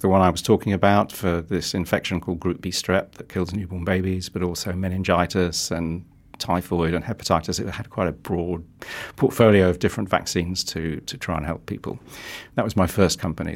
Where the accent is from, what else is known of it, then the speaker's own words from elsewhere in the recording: London, United Kingdom; moved away as an adult; also born or lived in Netherlands / United States; now in New Zealand; I start life in London, born and bred in London.